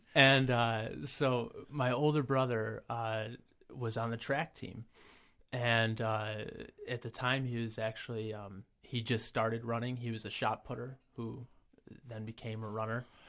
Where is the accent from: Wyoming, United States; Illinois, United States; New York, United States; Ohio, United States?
New York, United States; Brockport; I'm, uh, born and raised in the Rochester area, never really left. Um, I grew up in Brockport